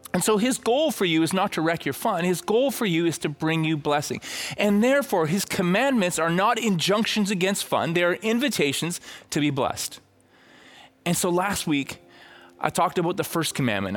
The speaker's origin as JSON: {"language": "English", "town": "Red Deer", "region": "Alberta", "country": "Canada", "said": "I'm from Red Deer"}